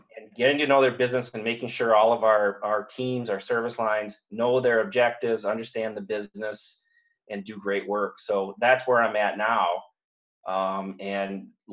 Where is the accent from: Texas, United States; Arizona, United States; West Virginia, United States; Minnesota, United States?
Minnesota, United States; St. Cloud; I was a heavy metal guy growing up in St. Cloud